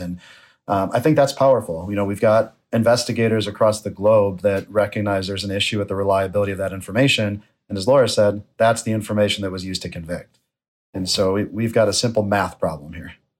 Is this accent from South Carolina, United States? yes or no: no; Buffalo, New York, United States; my hometown of Buffalo, New York